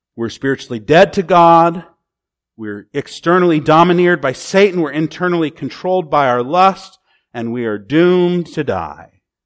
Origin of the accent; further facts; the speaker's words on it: United States; As an American